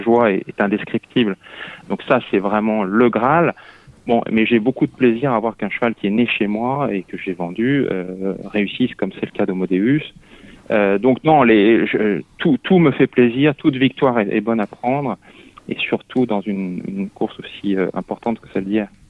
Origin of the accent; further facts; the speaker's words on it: Lyon, Auvergne-Rhône-Alpes, France; moved away as an adult; also born or lived in Mayenne; now in Paris, France; je suis un lyonnais pur souche qui avait plutôt envie de rester à Lyon